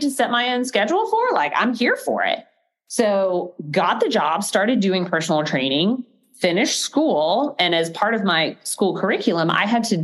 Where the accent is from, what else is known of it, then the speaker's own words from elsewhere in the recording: Gainesville, Florida, United States; I grew up in Gainesville, Florida.